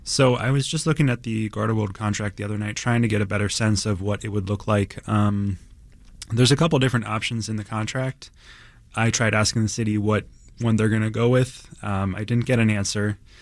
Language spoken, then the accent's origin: English; East Coast, United States; now in Chicago, United States; I'm, I'm from the East Coast originally.